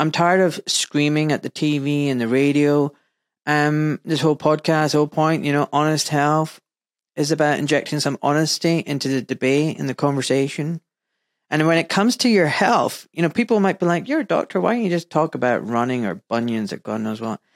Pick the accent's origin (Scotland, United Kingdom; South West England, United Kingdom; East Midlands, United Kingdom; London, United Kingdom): Scotland, United Kingdom; Glasgow; Glasgow, my hometown.